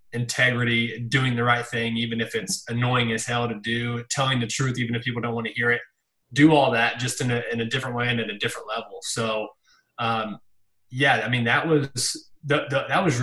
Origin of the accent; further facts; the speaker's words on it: St. Joseph, Missouri, United States; moved away as an adult; now in Kansas City, United States; where I came from and my roots